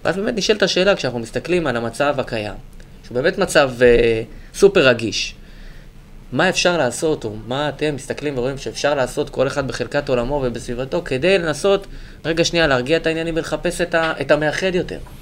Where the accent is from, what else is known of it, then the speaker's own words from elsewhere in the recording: Gush Katif, Gaza Strip, Palestine; moved away; גדלתי בגוש קטיף